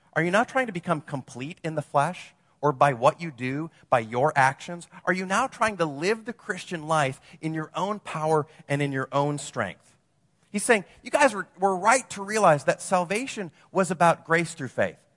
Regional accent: Wisconsin, United States; moved away as an adult; also born or lived in Madison / Los Angeles; now in Orange County, United States; I'm from Wisconsin, you know, I, so I moved from the land of, you know, cheese and beer to the land of fruits and nuts

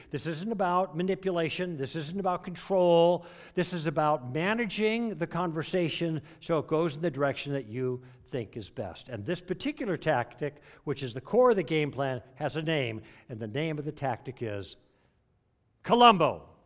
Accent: Chicago, Illinois, United States; I grew up in Chicago

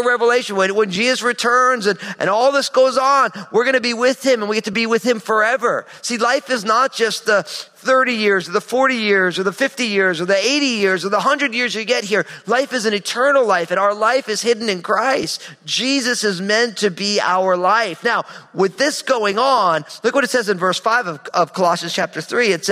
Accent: New Jersey, United States; my home state of New Jersey

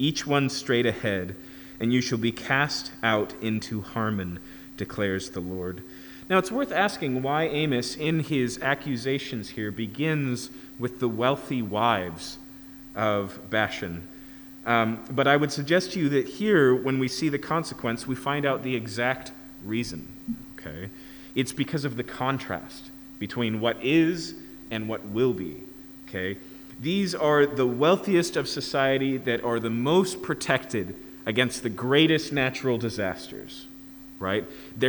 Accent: Yakima, Washington, United States; where I grew up in Yakima, we had Scenic Hill

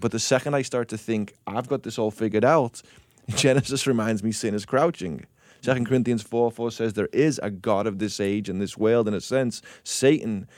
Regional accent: England, United Kingdom; moved away; I grew up in England

